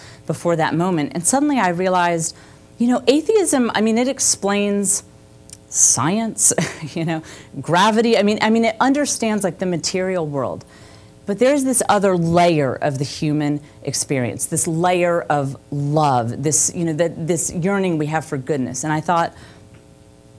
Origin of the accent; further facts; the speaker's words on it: the Bible Belt, the South, United States; I had grown up in the Bible Belt